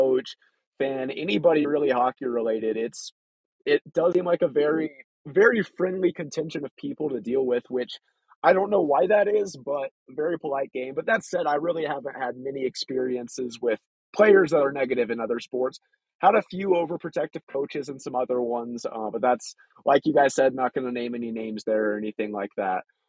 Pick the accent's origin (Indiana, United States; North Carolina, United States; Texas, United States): Texas, United States; moved away as an adult; now in Colorado Springs, United States; Growing up in Texas